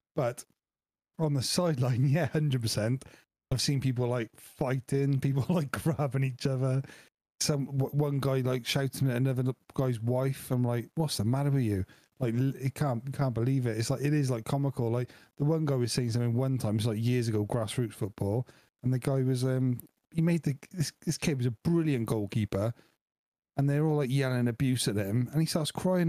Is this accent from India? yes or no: no; Wales, United Kingdom; I am Welsh